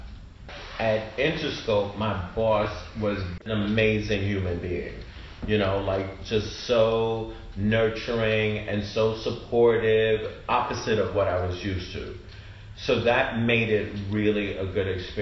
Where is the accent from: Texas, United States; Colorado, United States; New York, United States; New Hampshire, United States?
New York, United States; I'm from New York